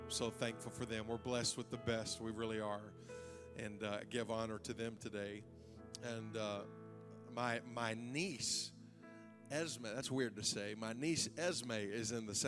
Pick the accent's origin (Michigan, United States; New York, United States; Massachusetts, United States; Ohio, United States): Ohio, United States; Zanesville; we're from Zanesville